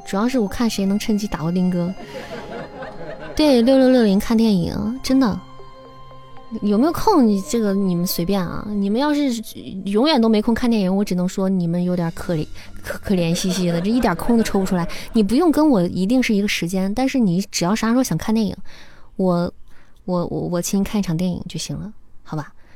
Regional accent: Xi'an, Shaanxi, China; 我是西安人

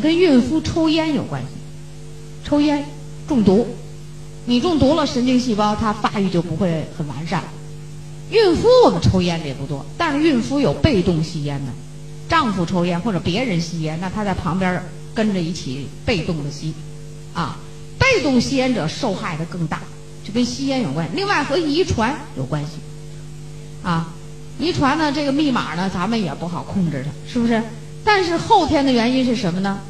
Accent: China; 我们中国人

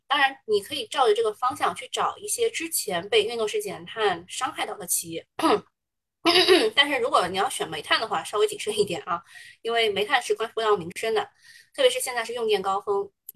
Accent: China; 我们中国人还是比较吃后面那一套的

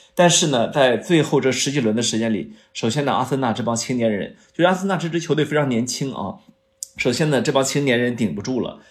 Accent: China; 作为一个中国人

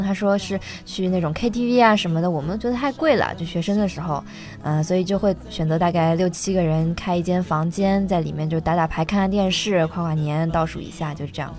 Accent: Shanghai, China; accent: Shanghai; 我说，“上海人。”

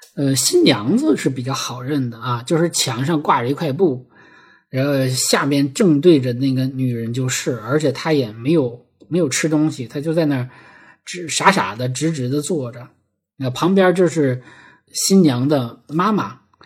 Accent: Heilongjiang, China; moved away; 我们黑龙江老家的这个雪乡

